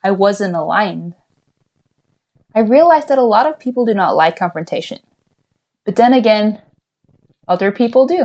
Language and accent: English; Norway; a privileged white female growing up in Norway.